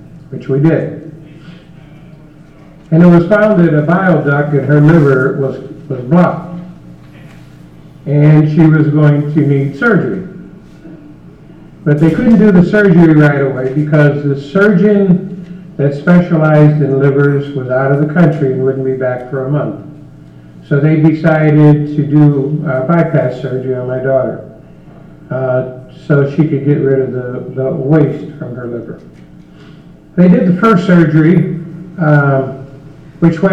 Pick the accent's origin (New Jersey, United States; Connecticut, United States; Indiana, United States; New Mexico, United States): Indiana, United States; We're from Indiana